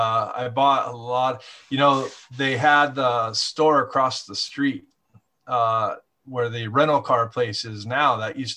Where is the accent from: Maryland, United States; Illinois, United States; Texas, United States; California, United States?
California, United States; Ventura; I grew up in Montalvo too.